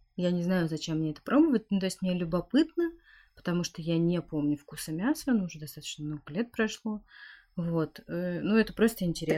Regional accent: Siberia, Russia; я родилась в Сибири, э, там, где очень холодно, где настоящая зима

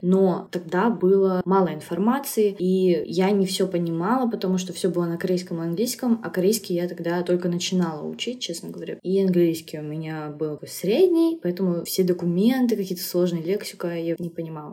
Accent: Khabarovsk, Khabarovsk Krai, Russia; moved away as an adult; now in South Korea; Хабаровск, мой родной город в России, и все, и родилась я

